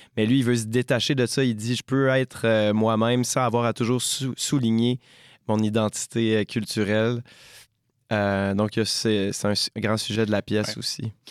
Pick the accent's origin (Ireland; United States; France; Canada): Canada; Quebec; chez nous au Québec